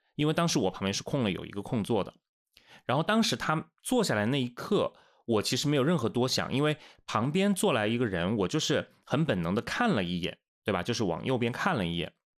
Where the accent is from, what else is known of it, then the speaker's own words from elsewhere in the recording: Wuhan, Hubei, China; moved away as an adult; also born or lived in Changsha; 我是武汉人，然后我工作地方是在长沙嘛，当时其实刚到长沙也就一，一年多